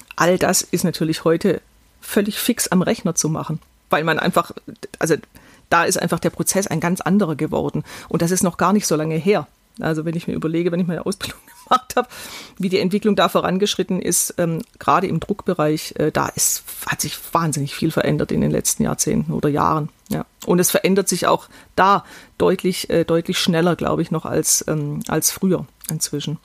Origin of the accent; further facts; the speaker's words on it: Weil der Stadt, Baden-Württemberg, Germany; meine Heimatstadt, Weilderstadt